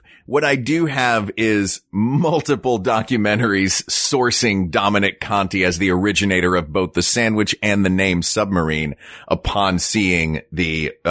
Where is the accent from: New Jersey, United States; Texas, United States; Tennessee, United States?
Tennessee, United States; But you know what? I grew up in Tennessee, and not everything Tennessee did was great.